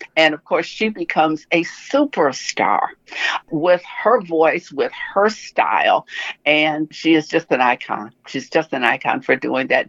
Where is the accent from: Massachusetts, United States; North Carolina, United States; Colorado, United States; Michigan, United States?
Michigan, United States; Detroit; my hometown of Detroit